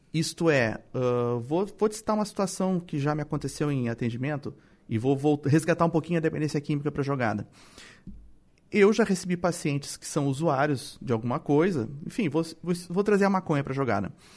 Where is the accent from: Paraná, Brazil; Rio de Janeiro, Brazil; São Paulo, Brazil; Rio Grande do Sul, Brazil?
Rio Grande do Sul, Brazil; Porto Alegre; also born or lived in Torres; eu nasci em Porto Alegre, mas morei anos e anos em Torres